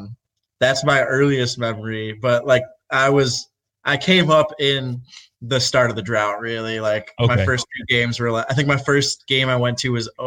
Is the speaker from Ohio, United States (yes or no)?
no; Rochester, New York, United States; Yeah, so I'm from Rochester, so like an hour from Buffalo